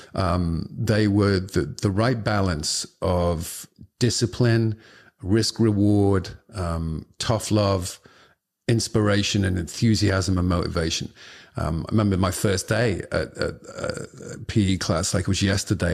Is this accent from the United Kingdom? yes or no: yes; Liverpool, North West England, United Kingdom; the neighborhood I lived quite close by was, um, the Liverpool football club, uh, which is my, my, the team that I support and I kinda went to see and played a little bit for when I was a kid